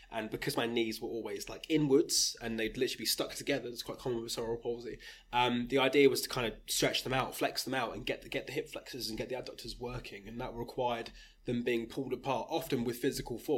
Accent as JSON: {"language": "English", "town": "Rugby", "region": "West Midlands", "country": "United Kingdom", "tie": "born or raised there", "said": "Now I, I was born in Rugby went to school in Rugby"}